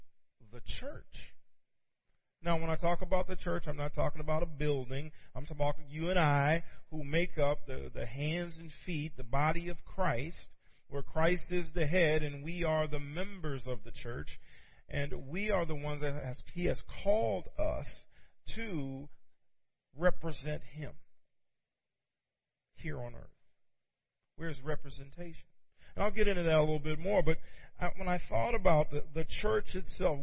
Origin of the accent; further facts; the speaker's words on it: Virginia, United States; moved away; also born or lived in Pittsburgh; I'm from Virginia originally. We went home this past weekend